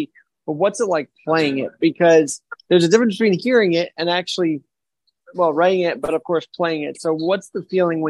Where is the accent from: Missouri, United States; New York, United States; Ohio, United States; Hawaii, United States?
New York, United States; a kid from New York